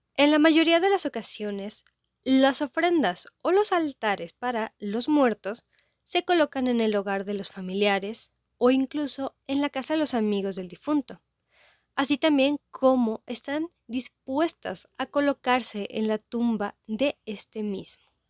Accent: Mexico

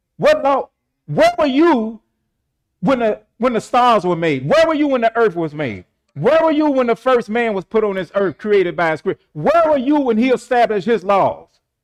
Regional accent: St. Louis, Missouri, United States; I was born in Homagy Hospital in Saint Louis, Missouri

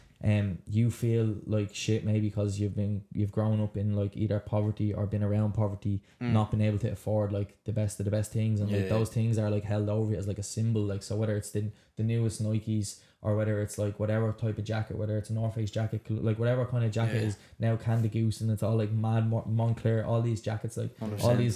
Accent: Dublin, Leinster, Ireland; I'm from Ballyfermot as well

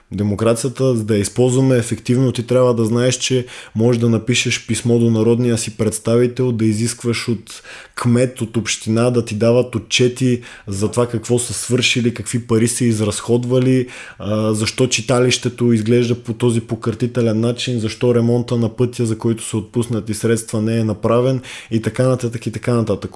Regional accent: Bulgaria; ние като българи имаме голяма вина

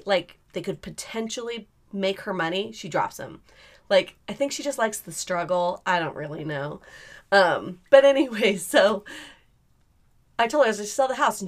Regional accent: California, United States; also born or lived in Utah; I had the opportunity to come back to California and live with my friend's parents for a while

